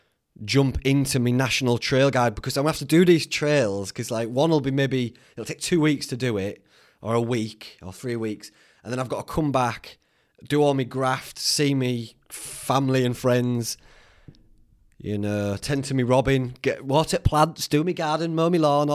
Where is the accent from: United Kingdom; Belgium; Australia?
United Kingdom; Whitby, Yorkshire and the Humber; Whitby, it's my hometown where I grew up